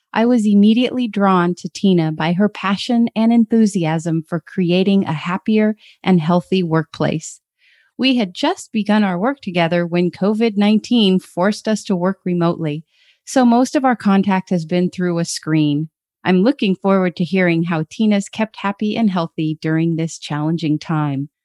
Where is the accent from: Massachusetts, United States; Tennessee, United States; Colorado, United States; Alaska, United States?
Alaska, United States; Growing up in Alaska, I thought our house was pretty cool because we had a sauna downstairs in our basement